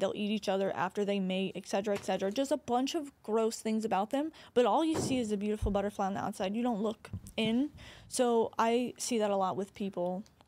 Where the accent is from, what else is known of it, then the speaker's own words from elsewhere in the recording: Corpus Christi, Texas, United States; my hometown